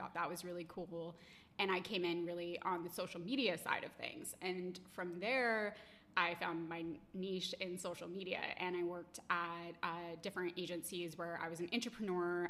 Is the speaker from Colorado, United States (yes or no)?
yes; Boulder, Colorado, United States; now in Boston, United States; we're both from Boulder, Colorado, and we both went to the same high school